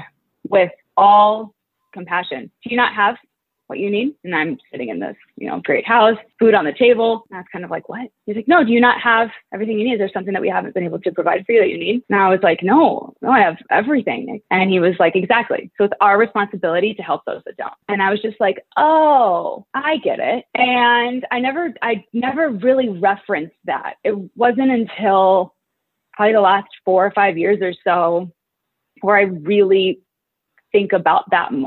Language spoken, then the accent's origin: English; Iowa City, Iowa, United States; moved away as an adult; now in Arizona, United States; I am from Iowa City, Iowa, and grew up there and lived there my whole life until I came to college at ASU